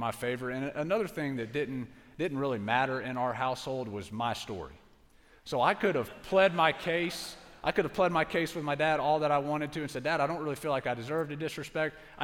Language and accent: English; Pensacola, Florida, United States